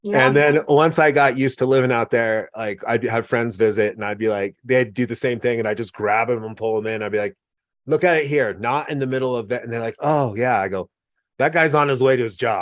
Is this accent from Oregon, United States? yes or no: yes; Oregon, United States; also born or lived in New York; now in Laramie, United States; I grew up in Oregon